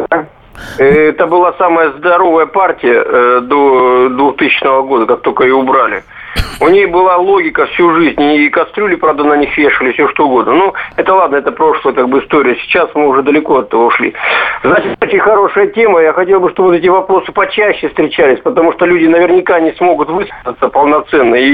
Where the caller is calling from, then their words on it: Barnaul, Altai Krai, Russia; Я из Барнаула.